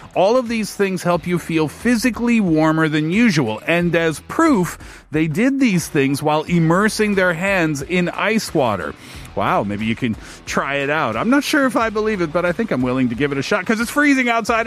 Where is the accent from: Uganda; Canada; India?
Canada; east coast of Canada, Atlantic Canada; moved away; Being Canadian, being from the east coast of Canada.